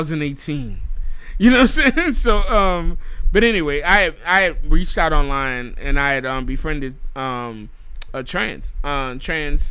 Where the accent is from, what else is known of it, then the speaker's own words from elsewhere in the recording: New Orleans, Louisiana, United States; moved away; I'm born and raised in New Orleans